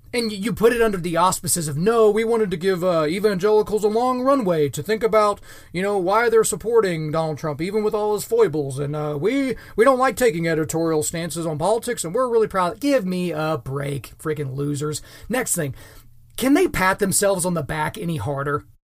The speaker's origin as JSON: {"language": "English", "country": "United States", "said": "as an American"}